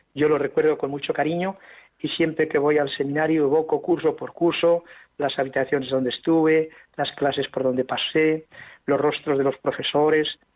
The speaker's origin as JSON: {"language": "Spanish", "town": "Ágreda", "region": "Castile and León", "country": "Spain", "tie": "born or raised there", "also_born_or_lived": "Santander", "moved": "yes", "lives_now": "Zaragoza, Spain", "said": "nací en Ágreda, Soria, junto al Moncayo azul y blanco"}